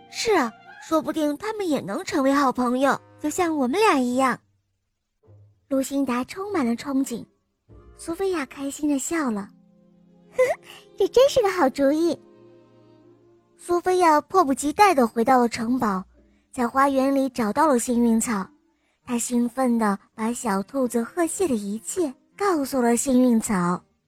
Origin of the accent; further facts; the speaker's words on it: Shanghai, China; 我七岁了，我来自上海